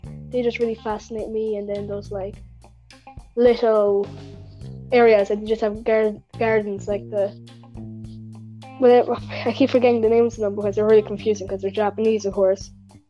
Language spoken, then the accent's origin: English; Ireland; I'm from Ireland, if you probably haven't realized from what they just said. But … from Ireland.